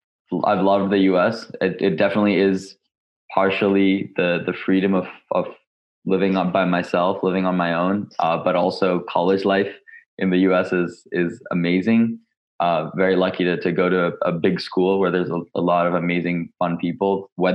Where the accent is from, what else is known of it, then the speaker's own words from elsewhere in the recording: India; also born or lived in Dubai, United Arab Emirates / Hong Kong; now in Los Angeles, United States; I'm actually technically a current student at UCLA. So I'm based in Los Angeles. I'm originally from India. I was born in Dubai in the United Arab Emirates, moved to Hong Kong and then India, now the US.